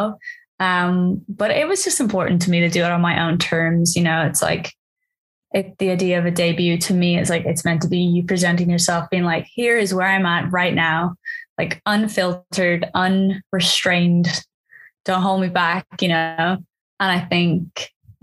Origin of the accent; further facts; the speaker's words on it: Dublin, Leinster, Ireland; now in London, United Kingdom; I am an artist from Dublin living in London